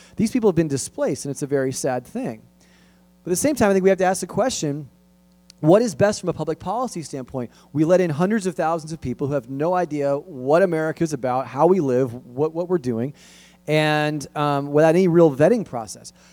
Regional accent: Los Angeles, California, United States; where I grew up in San Fernando Valley

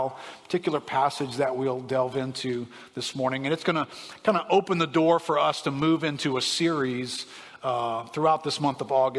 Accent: New Orleans, Louisiana, United States; I grew up in New Orleans here

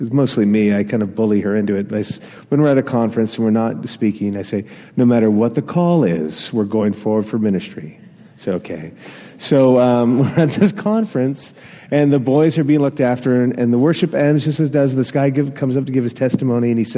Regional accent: Atlantic Canada, Canada; I grew up in Atlantic Canada

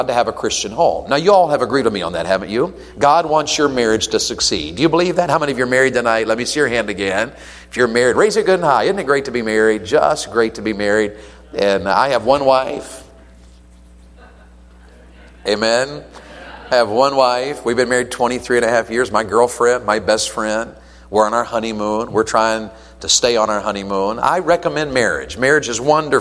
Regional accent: Tennessee, United States; I'm from Tennessee

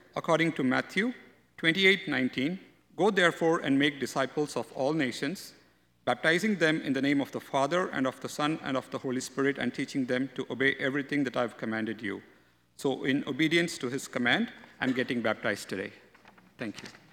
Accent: India; moved away as an adult; now in North America; I was born in India

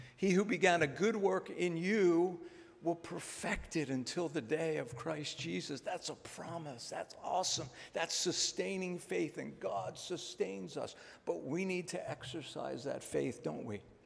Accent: Philadelphia, Pennsylvania, United States; moved away as an adult; now in Maine, United States; I'm from Philadelphia

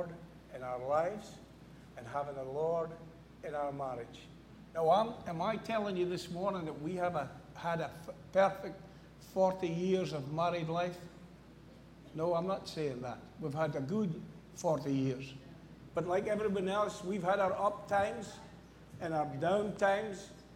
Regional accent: Scotland, United Kingdom; moved away; I'm from Scotland.

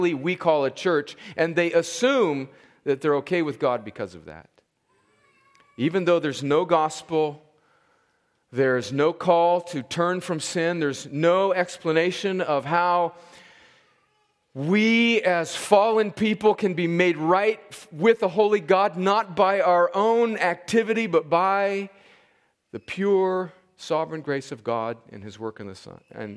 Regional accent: Southern California, United States; I grew up in a church in my hometown in Southern California in the early 1970s

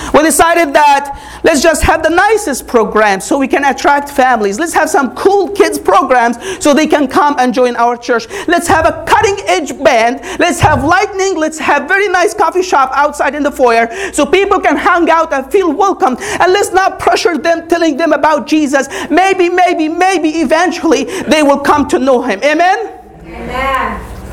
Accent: Egypt; moved away as an adult; now in United States; When I grew up, I grew up in Egypt, born and raised. I came to America when I was 22.

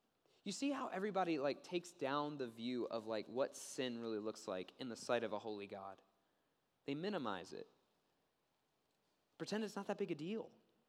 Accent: Maryland, United States; Time Magazine reported an incident that took place in my home state, the state of Maryland.

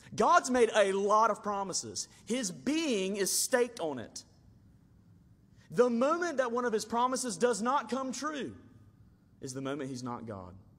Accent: Alabama, United States; I grew up in Alabama and we would go deep sea fishing a lot

